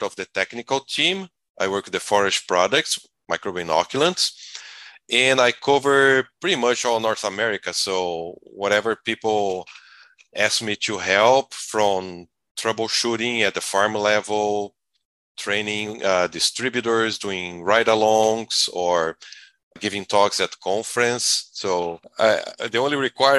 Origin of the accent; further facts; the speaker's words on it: Brazil; moved away as an adult; now in United States; I'm originally from Brazil.